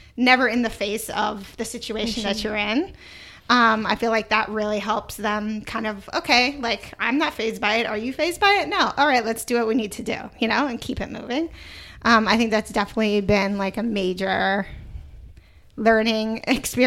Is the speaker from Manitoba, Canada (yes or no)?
no; Toronto, Ontario, Canada; moved away; also born or lived in New York; I'm from Toronto, like Canada